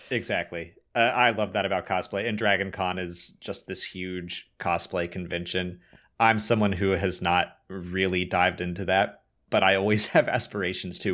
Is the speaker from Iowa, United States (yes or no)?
no; Atlanta, Georgia, United States; I'm from Atlanta.